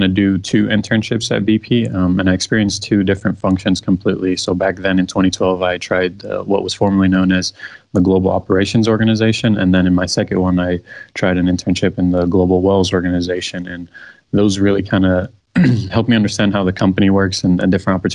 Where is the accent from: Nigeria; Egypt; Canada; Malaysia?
Egypt; Cairo, Cairo Governorate; now in Houston, United States; So I was born in Cairo, Egypt, and that's where my family is from